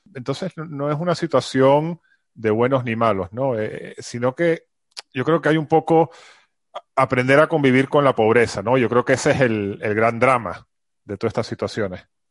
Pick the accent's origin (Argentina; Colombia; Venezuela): Venezuela; now in Madrid, Spain; yo soy de Venezuela